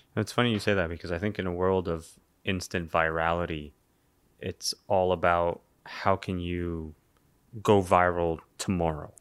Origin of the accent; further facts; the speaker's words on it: Toronto, Ontario, Canada; I'm from Toronto